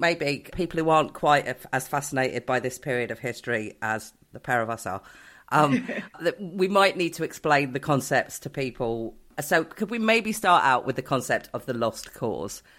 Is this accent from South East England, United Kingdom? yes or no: yes; Newport Pagnell, South East England, United Kingdom; I grew up in Newport Pagnell, which is this little town in Buckinghamshire.